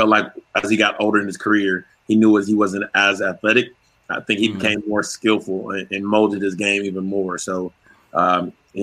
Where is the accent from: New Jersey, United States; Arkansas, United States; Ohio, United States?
Arkansas, United States; Fayetteville; I'm being from Fayetteville, Arkansas